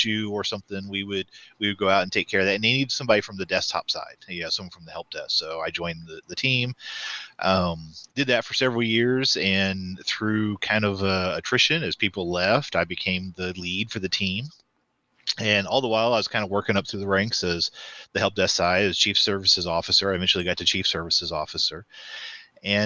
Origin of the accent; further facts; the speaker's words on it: Northeast Oklahoma, United States; I grew up here in Northeast Oklahoma.